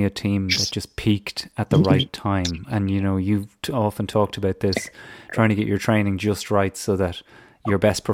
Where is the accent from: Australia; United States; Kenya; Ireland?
Ireland; moved away; my moving back to Ireland and the new life that I'm going to have as an Irish man commuting abroad